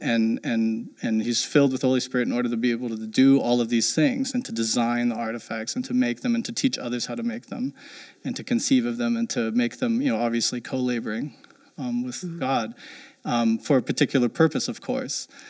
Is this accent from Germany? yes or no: yes; near Frankfurt, Hesse, Germany; moved away; I grew up uh, in Germany and ended up going to college in the '90s, which is when there was a high-rise boom in Frankfurt, Germany, which is I grew up near there